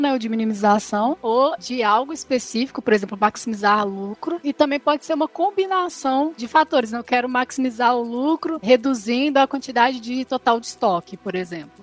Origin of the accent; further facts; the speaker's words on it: Belo Horizonte, Minas Gerais, Brazil; Eu sou aqui de Belo Horizonte, né? De Minas Gerais